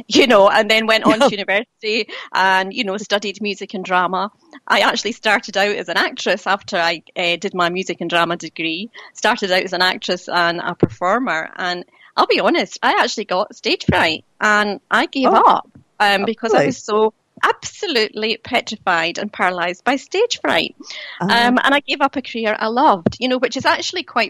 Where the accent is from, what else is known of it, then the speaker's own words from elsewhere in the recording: Dunfermline, Scotland, United Kingdom; also born or lived in Spain; I was born in Dunfermline in Fife in Scotland